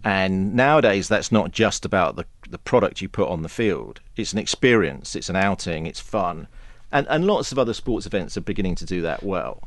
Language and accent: English; England, United Kingdom; for a Pom